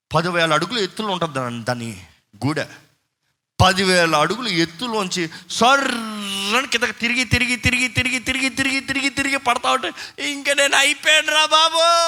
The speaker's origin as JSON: {"language": "Telugu", "region": "Tamil Nadu", "country": "India", "tie": "born or raised there", "moved": "yes", "said": "చిన్నప్పటి నుంచి మేము తమిళనాడు కాబట్టి మాకు తమిళ్ ఫ్లూయెంట్"}